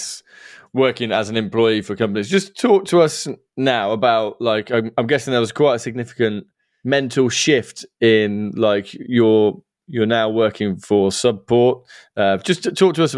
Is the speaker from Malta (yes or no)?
no; Stratford-upon-Avon, West Midlands, United Kingdom; also born or lived in Leamington Spa; I was born in Leamington and I spent my life growing up in Stratford